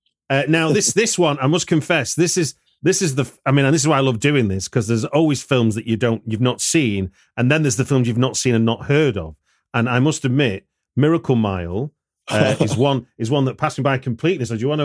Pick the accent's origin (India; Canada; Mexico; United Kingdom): United Kingdom; the north of England; I grew up in a kind of post-industrial town in the north of England